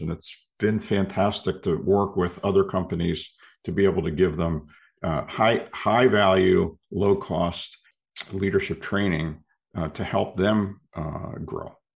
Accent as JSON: {"language": "English", "town": "Philadelphia", "region": "Pennsylvania", "country": "United States", "tie": "born or raised there", "said": "born and raised in Philly, in Philadelphia area"}